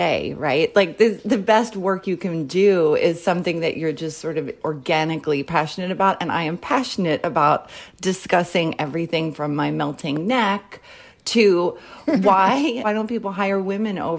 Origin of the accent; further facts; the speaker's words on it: Philadelphia, Pennsylvania, United States; also born or lived in New York; now in Los Angeles, United States; I'm originally from Philadelphia